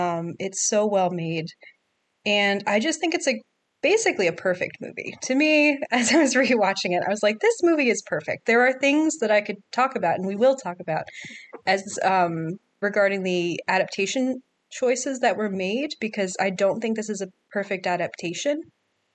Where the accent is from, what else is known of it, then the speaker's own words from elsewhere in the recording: Philadelphia suburbs, Pennsylvania, United States; moved away; I'm originally from the Philadelphia suburbs